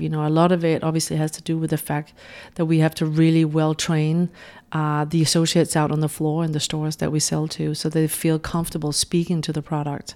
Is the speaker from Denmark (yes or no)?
yes; Denmark; moved away as an adult; now in New York, United States; I'm originally from Denmark, but having lived in New York the past twenty years